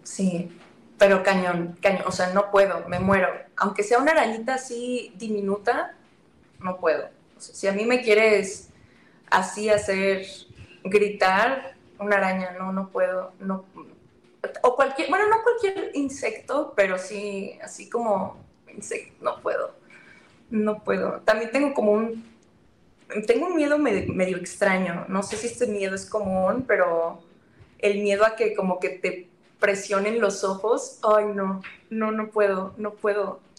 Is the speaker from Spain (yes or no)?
no; northern Mexico, Mexico; yo soy del norte.